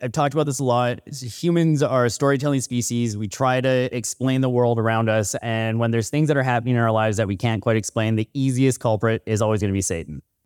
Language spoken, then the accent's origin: English; Northern BC, British Columbia, Canada; I'm from Northern B C, and growing up